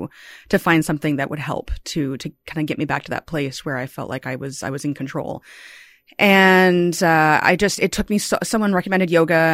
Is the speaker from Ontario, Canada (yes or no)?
yes; Toronto, Ontario, Canada; born there; I was born here in Toronto. I grew up elsewhere, but I came back after university and I love this city so much.